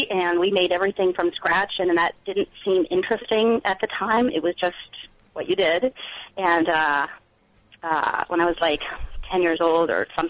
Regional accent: Bangor, Maine, United States; now in Cambridge; Bangor, Maine, the town that I was from

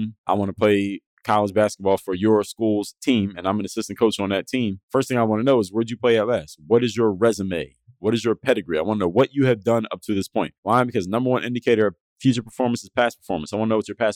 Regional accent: Philadelphia, Pennsylvania, United States; I was from Philadelphia

